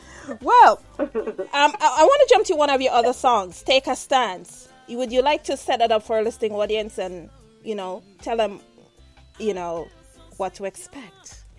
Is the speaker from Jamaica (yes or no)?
yes; Jamaica; I'm Jamaican, and I speak, and sometimes people say, oh, you don't sound like Jamaican, but your accent is still very alive.